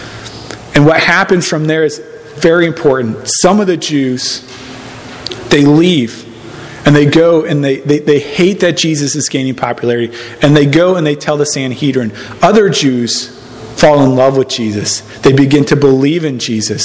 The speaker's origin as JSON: {"language": "English", "town": "St. Louis", "region": "Missouri", "country": "United States", "tie": "born or raised there", "said": "I grew up in St. Louis."}